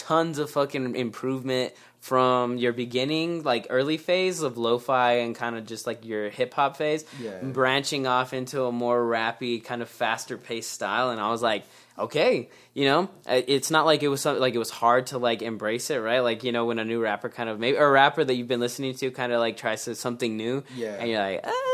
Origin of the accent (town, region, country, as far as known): New Mexico, United States; born or raised there